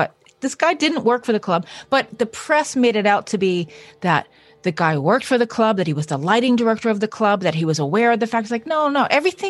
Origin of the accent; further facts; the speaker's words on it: Southern New Hampshire, United States; I grew up in Southern New Hampshire when I was in high school